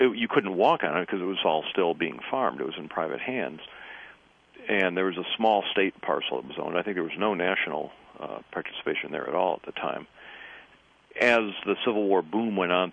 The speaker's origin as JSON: {"language": "English", "region": "Michigan", "country": "United States", "said": "I'm Yankee descent from Michigan"}